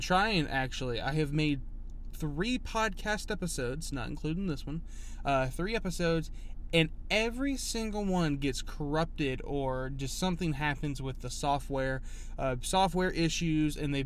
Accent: Huntsville, Alabama, United States; I wasn't born here, but I was raised in Huntsville, but lived here all my life.

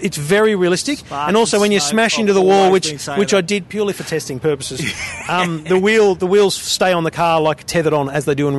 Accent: Queensland, Australia; I'm still a Queenslander, by the way.

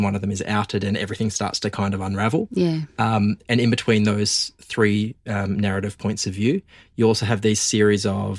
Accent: Geraldton, Western Australia, Australia; the stuff I went through growing up gay in the country. So I'm from Geraldton, as you mentioned in the intro.

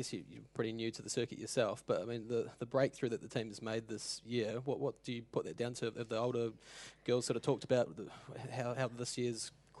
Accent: New Zealand; I'm a Kiwi

